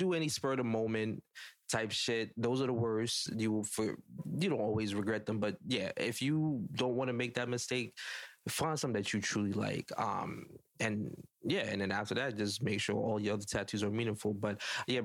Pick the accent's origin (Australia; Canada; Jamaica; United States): Jamaica; I'm judging as a Jamaican black man that have a tattoo